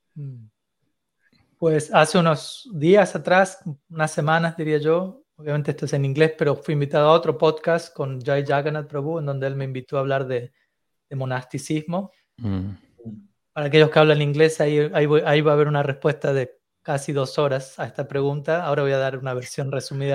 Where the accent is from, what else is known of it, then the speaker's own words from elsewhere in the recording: Argentina; me mantuve principalmente en Argentina, que es el país en donde, mm. donde yo nací